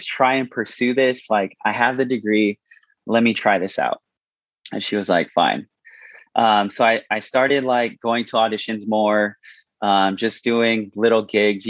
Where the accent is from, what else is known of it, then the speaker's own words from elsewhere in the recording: San Francisco, California, United States; moved away as an adult; now in Las Vegas, United States; I'm originally from San Francisco, California. I actually moved to Las Vegas when I was 18 to finish my senior year of high school